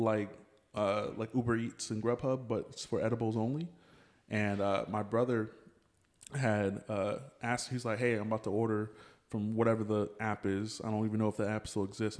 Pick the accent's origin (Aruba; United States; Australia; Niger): United States; Pflugerville, Texas; I grew up in Pflugerville